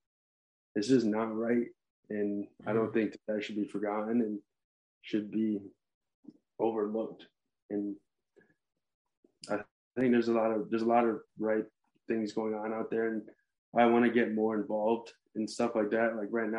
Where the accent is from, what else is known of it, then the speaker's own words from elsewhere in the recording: Six Nations Reserve, Ontario, Canada; I'm a Native American, I'm Mohawk, I'm from Six Nations Reserve in Ontario